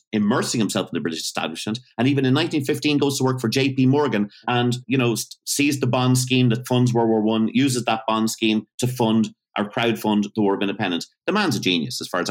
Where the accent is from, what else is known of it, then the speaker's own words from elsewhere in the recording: Greystones, Leinster, Ireland; moved away; I grew up in Greystones for 5 years